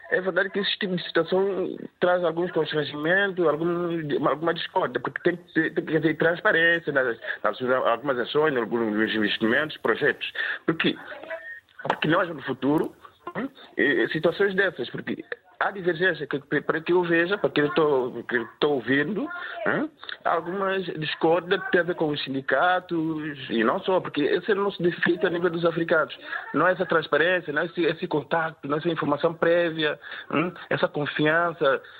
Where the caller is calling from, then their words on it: São Tomé & Príncipe; é verdade que falo diretamente de Santo Meio Príncipe.